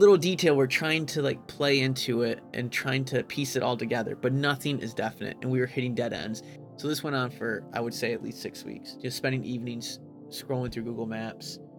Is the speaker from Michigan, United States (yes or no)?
yes; Jackson, Michigan, United States; Jackson, Michigan, my hometown, is about 40,000 people